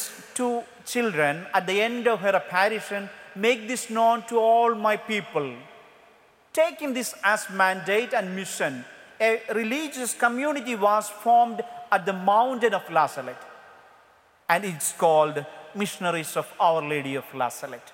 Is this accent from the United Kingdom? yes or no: no; India; English is a second language; I am from India.